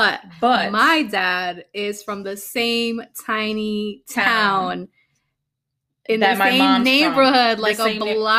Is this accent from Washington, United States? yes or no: no; Connecticut, United States; English is a second language; also born or lived in Oklahoma, United States / Mexico; My grandmother passed away in Mexico. And then we ended up moving up to Connecticut